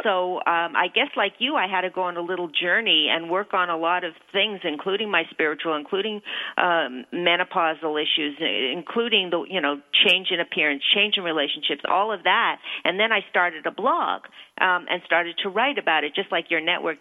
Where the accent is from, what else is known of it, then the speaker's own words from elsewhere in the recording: Toronto, Ontario, Canada; moved away as an adult; also born or lived in New York City; I was uh, born in Toronto. Um, still have family in Toronto, but I left for the for New York City when I was 19. But uh, I can say it's my hometown